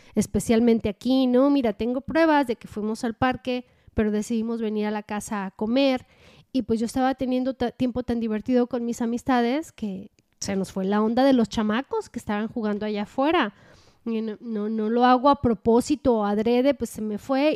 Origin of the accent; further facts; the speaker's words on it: Mexico; now in United States; yo sea mexicana en, este país y sea inmigrante